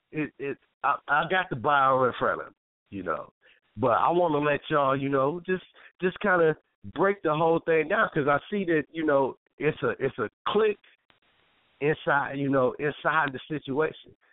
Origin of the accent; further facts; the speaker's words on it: Toledo, Ohio, United States; we're originally from Toledo, Ohio. T town.